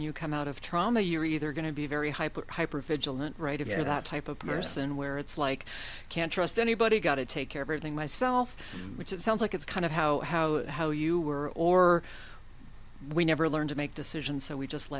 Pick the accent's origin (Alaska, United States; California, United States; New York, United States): Alaska, United States; accent: northern; I'm from Alaska